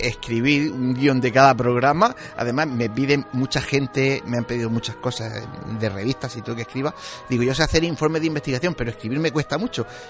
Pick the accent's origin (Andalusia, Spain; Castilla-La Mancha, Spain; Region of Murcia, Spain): Region of Murcia, Spain; yo soy murciano